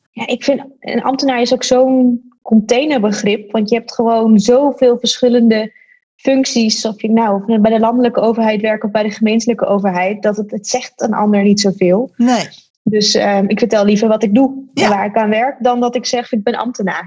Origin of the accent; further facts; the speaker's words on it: Groningen, Netherlands; ik ben een geboren en getogen Groningse. En ehm, het is daarom natuurlijk extra fantastisch dat je voor je eigen stad mag werken